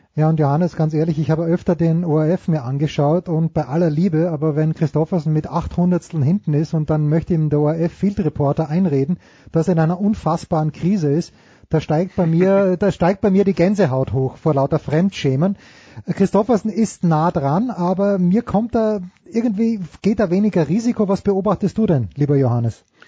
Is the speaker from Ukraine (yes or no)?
no; Austria; als Österreicher